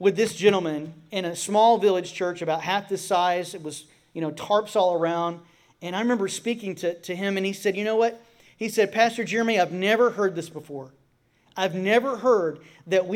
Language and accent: English; Florida, United States; I'm from Florida